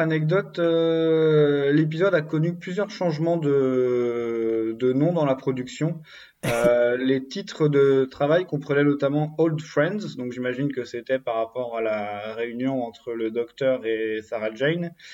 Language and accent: French; Brittany, France; je suis breton